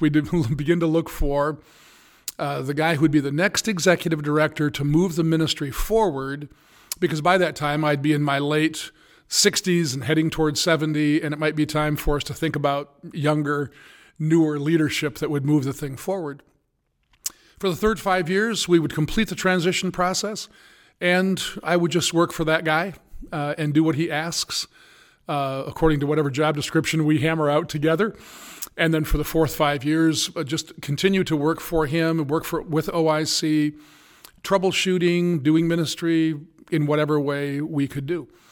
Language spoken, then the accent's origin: English; United States; also born or lived in Indiana; I'm an American